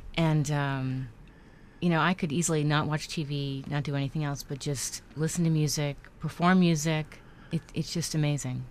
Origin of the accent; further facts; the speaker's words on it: New York, United States; I grew up in New York